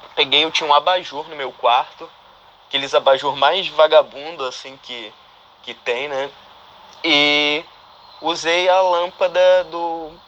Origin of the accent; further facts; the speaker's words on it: Manaus, Amazonas, Brazil; now in Vancouver, Canada; Sou de Manaus, mas moro em Vancouver, no Canadá